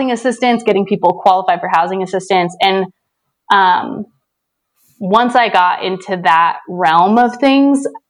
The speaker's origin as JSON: {"language": "English", "town": "St. George", "region": "Utah", "country": "United States", "tie": "born or raised there", "lives_now": "Salt Lake City, United States", "said": "I live in Salt Lake City, and I grew up in St. George, Utah. So I've been living in Utah most of my life"}